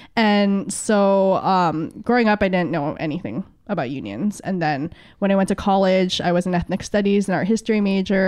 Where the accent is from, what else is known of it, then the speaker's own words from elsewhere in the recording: San Diego, California, United States; moved away as an adult; also born or lived in Philippines; now in Hawaii, United States; I grew up in San Diego. I was born in the Philippines, but my family immigrated to the States when, um, I was two.